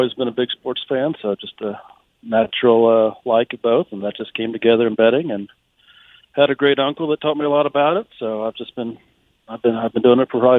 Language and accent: English; Springfield, Missouri, United States; I'm out of the Springfield, Missouri area.